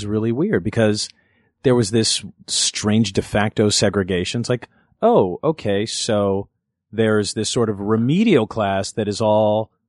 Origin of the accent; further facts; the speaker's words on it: Los Angeles, California, United States; Inglewood, and then in elementary school moved out to the North Valley.